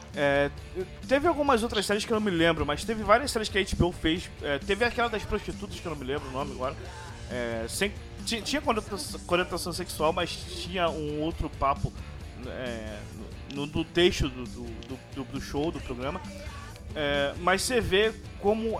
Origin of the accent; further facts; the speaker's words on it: Rio de Janeiro, Brazil; somos do, somos do Rio